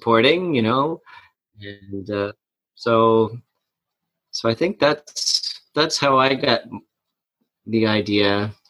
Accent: Amherst, Nova Scotia, Canada; I grew up outside of Amherst in West Amherst, and I went to Amherst High School and Junior High

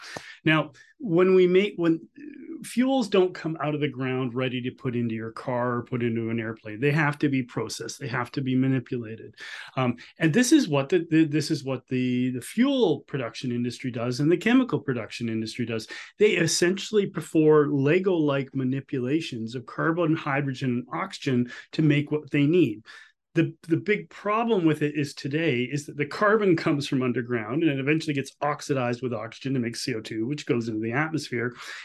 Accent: Canada; I ask on the behalf as a Canadian citizen and the citizens of Alberta, Saskatchewan, and Newfoundland

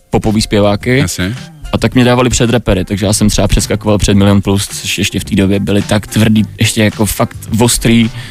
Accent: Brno, South Moravian Region, Czechia; also born or lived in Chișinău, Moldova; jsem se narodil v Moldavsku v Kišněvě okay. a byl jsem tam dva roky

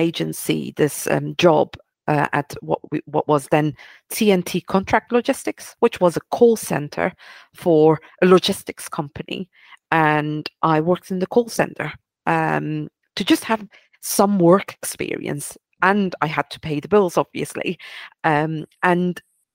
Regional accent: Belgium; moved away as an adult; also born or lived in Turkey (ancestry); now in London, United Kingdom; I'm originally Turkish, born and raised in Belgium.

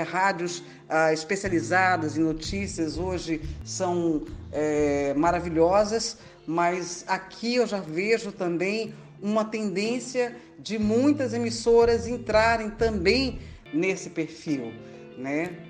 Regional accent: Salvador, Bahia, Brazil; sou de Salvador, Bahia

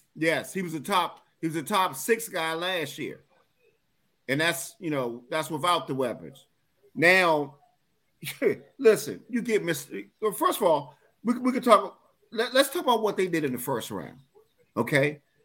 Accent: United States; I'm from Washington

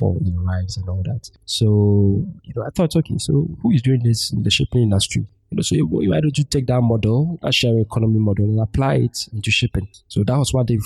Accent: Ghana; we are Ghanaians

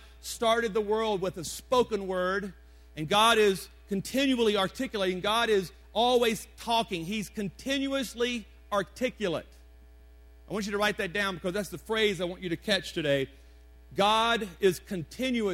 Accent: Deep South, United States; now in Colorado Springs, United States; I'm from the Deep South

